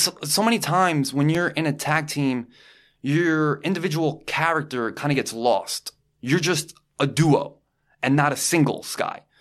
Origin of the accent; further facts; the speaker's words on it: New York, United States; we're from New York